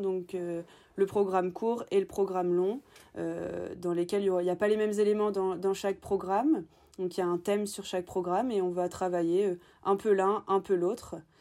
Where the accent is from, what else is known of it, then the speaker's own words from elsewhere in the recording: Normandy, France; je suis originaire de Normandie